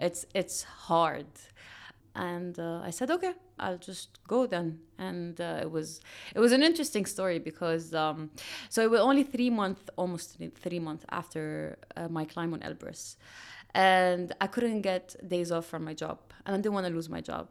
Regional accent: Dubai, United Arab Emirates; I grew up in Dubai

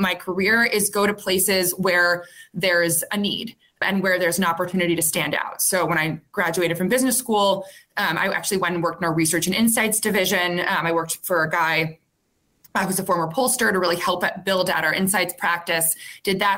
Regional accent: New York City, New York, United States; moved away; I grew up in New York City

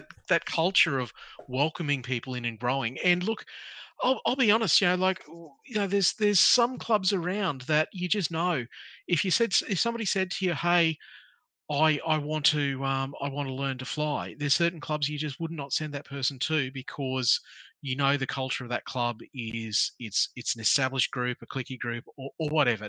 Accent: Townsville, Queensland, Australia; I grew up in North Queensland. I grew up in Townsville.

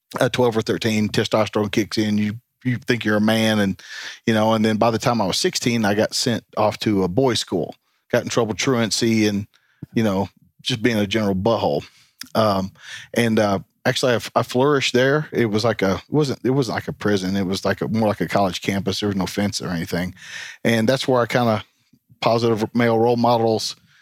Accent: Tennessee, United States; Tennessee's home.

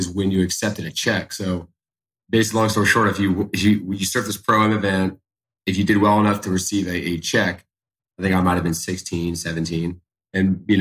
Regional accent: Charleston, South Carolina, United States; born and raised right here in Charleston, South Carolina

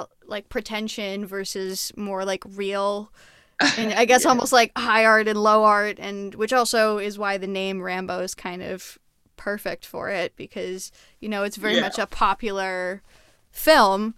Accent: Montreal, Quebec, Canada; I'm from Montreal

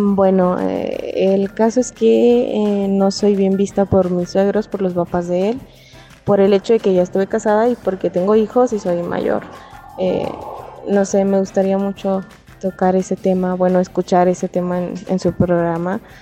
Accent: Ciudad Juárez, Chihuahua, Mexico; soy de Ciudad Juárez

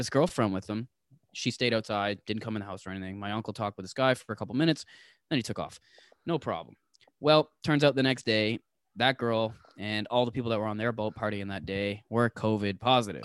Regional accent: Toronto, Ontario, Canada; I'm from Toronto.

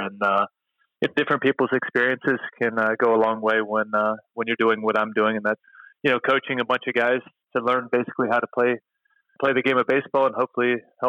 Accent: Jacksonville, Florida, United States; I grew up here in Jacksonville, Florida, and I ended up going to Bishop Kenny High School

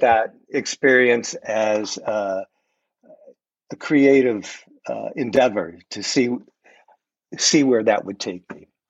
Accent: New England, United States; now in Trenton, United States; I'm originally from New England

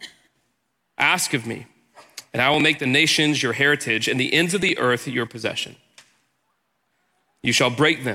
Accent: Houston, Texas, United States; I'm from Texas. I grew up in Houston

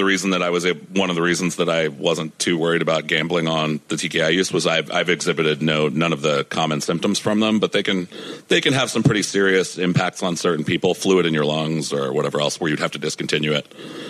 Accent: Ohio, United States; my hometown in Ohio

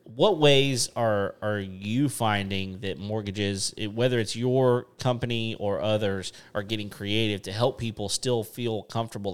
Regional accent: West Texas, United States; moved away; I grew up in West Texas

